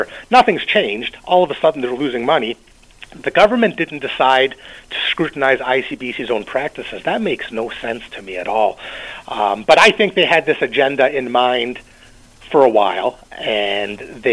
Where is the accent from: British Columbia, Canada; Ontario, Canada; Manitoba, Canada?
British Columbia, Canada; me as a British Columbian